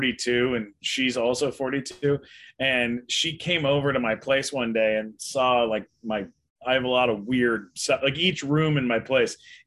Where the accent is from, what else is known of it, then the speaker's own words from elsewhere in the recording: San Diego, California, United States; also born or lived in London, Ontario, Canada / Los Angeles; I did grow up in San Diego